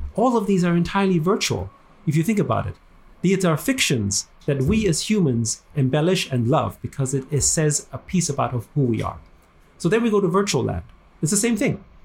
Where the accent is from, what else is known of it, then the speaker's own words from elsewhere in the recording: Vienna, Austria; moved away as an adult; also born or lived in United States; now in Hong Kong; I grew up in Vienna